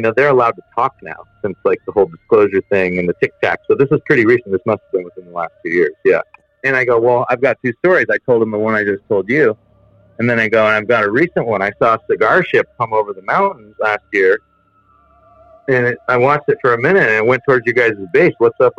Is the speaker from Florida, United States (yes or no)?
no; Santa Barbara, California, United States; also born or lived in Santa Ynez; Growing up in Santa Barbara and San Ynez, I've grown up with a bunch of very, very wealthy people, myself not included, son of a fisherman and a shop owner, or an abalone diver, rather